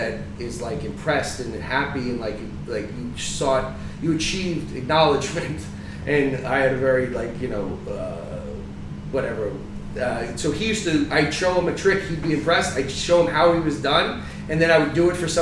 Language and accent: English; New Jersey, United States; now in Florida, United States; I'm from Jersey.